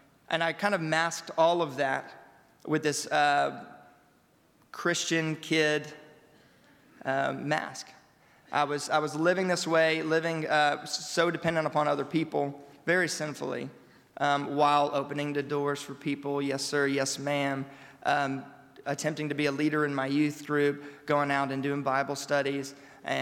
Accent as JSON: {"language": "English", "region": "Louisiana", "country": "United States", "tie": "born or raised there", "said": "I grew up in Louisiana all of my 25 years of life"}